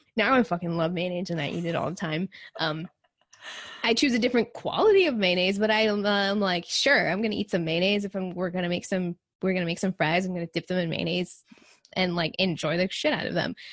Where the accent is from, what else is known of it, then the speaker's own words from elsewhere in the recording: Texas, United States; I grew up in Texas, and so it's really hot